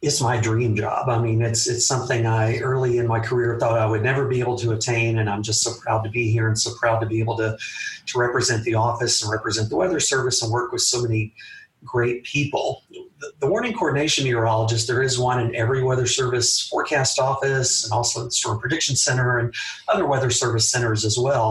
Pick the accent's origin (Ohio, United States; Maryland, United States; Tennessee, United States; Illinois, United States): Tennessee, United States; Memphis; also born or lived in Atlanta; growing up in the Memphis area